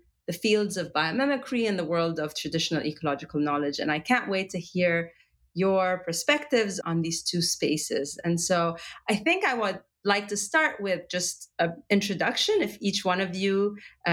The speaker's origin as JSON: {"language": "English", "country": "Egypt", "said": "I come from Egypt"}